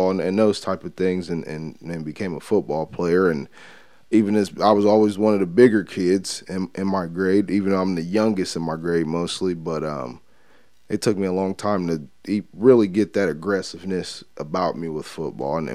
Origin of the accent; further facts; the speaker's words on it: Columbus, Ohio, United States; Columbus, Ohio.